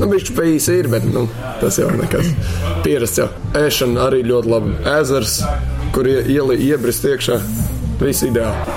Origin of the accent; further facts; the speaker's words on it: Riga, Latvia; also born or lived in Warsaw, Poland; Tā kā es piedzimu, esmu Varšavā, bērngārzā gāju Polijā. Vēlāk pārcēlāmies uz Latviju, uz Rīgu. Tad arī sāku iet pirmajā klasē arī šeit